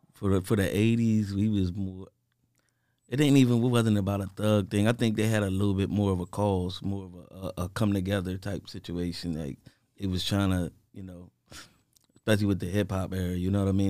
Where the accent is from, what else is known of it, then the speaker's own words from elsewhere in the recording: Harrisburg, Pennsylvania, United States; I'm from Harrisburg, you know, mostly out the South of Hill